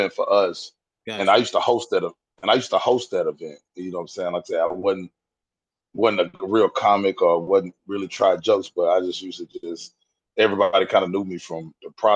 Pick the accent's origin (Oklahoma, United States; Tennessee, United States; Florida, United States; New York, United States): Tennessee, United States; West; moved away as an adult; now in Nashville, United States; I'm born and raised Tennessee. I'm from West Tennessee, probably about I'm like 2 hours away from Nashville